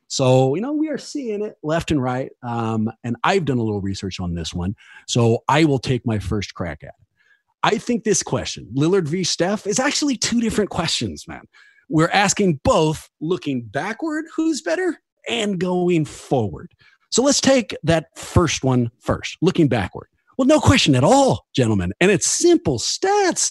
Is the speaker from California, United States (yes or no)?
yes; Oakland, California, United States; I'm from Oakland